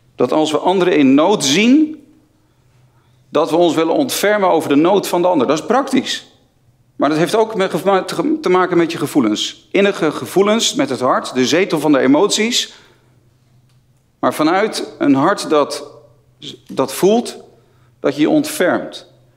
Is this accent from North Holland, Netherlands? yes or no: yes; near Haarlem, North Holland, Netherlands; Ik, eh, ik kom uit de buurt van Haarlem, niet zo ver van Amsterdam vandaan.